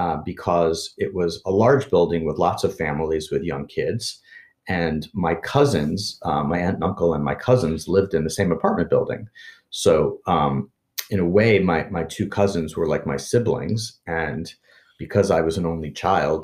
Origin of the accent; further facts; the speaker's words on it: New York City, New York, United States; I loved growing up in New York City.